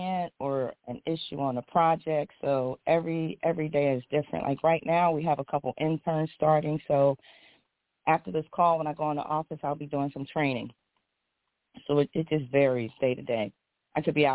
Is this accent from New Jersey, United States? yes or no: no; Philadelphia, Pennsylvania, United States; moved away as an adult; now in West Coast, United States; I'm a girl from Philly, North Philly, you know, grew up in Philadelphia. I'm now on the West Coast